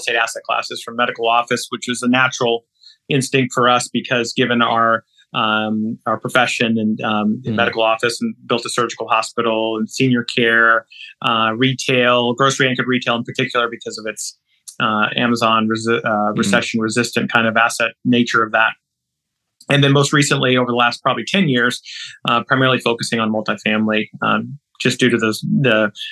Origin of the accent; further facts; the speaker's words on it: Kansas City, Missouri, United States; moved away as an adult; also born or lived in Baltimore, Maryland; now in Louisville, United States; I grew up in Kansas City, son of two Indian immigrant kids, two immigrant parents, rather.